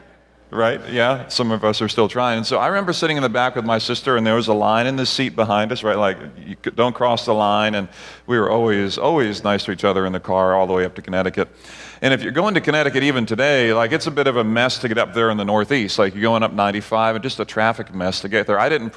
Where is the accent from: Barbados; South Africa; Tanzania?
Barbados; also born or lived in Grenada; Barbados and Grenada, where I grew up as a missionary kid